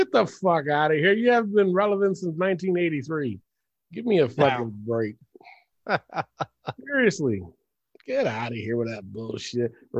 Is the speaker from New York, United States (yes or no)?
yes; New York City, New York, United States; I'm from the Bronx.